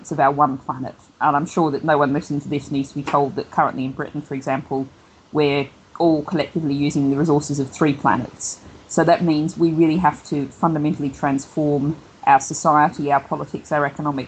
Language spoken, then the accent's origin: English; Australia; accent: Australian; now in United Kingdom; the accent is originally Australian